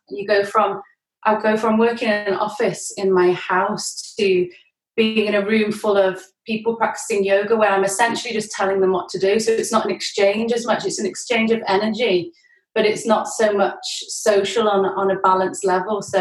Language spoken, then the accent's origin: English; Worcestershire, West Midlands, United Kingdom; moved away as an adult; now in Liverpool, United Kingdom; Worcestershire in the West Midlands mm. on the River Severn. It's like a little town where it's good to grow up in and grow old